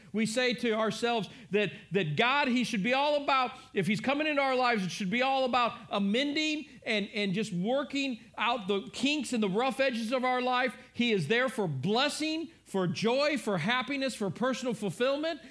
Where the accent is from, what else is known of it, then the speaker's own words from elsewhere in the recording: United States; We, as as American church, as the American church